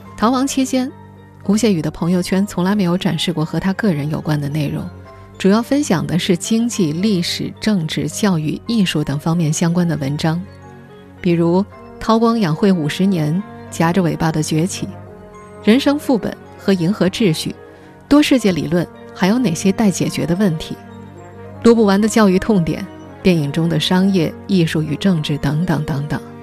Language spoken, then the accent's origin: Chinese; China; 我们中国人